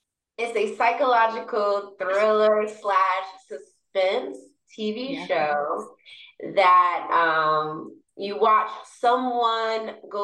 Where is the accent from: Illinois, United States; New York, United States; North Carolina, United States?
New York, United States; New York City; moved away as an adult; now in Los Angeles, United States; I'm from New York, Jamaica, Queens, born and raised